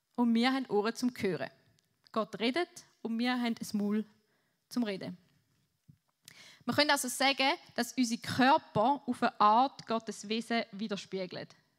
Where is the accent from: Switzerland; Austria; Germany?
Switzerland; Ich bin Schweizer